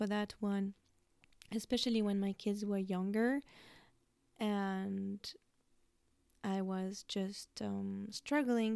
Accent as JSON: {"language": "English", "country": "France", "tie": "born or raised there", "moved": "yes", "lives_now": "United States", "said": "I have always been a mom living in the US, but I was brought up in France"}